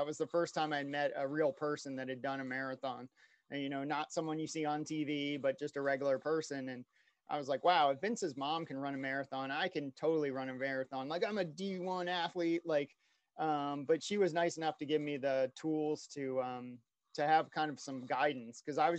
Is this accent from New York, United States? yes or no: no; Oakton, Virginia, United States; So I was born in West Virginia, moved in fourth grade to Virginia. So Northern Virginia, right outside Washington, D.C., a place called Oakton.